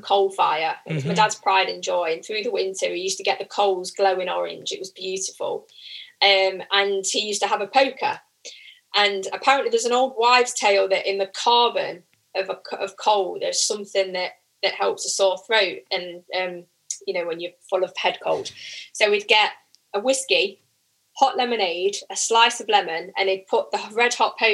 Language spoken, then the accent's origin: English; Midlands, United Kingdom; accent: Midlands; my annoying Midlands accent